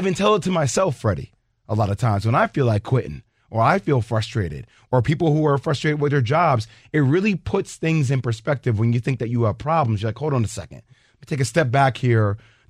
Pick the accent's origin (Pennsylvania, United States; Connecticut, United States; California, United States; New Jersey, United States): New Jersey, United States; a fellow New Jersey person here, right? I grew up on Rutgers basketball.